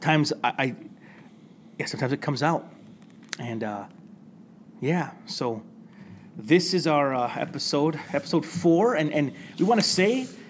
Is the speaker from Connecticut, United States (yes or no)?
no; Flint, Michigan, United States; We grew up in Flint. We were raised in the streets.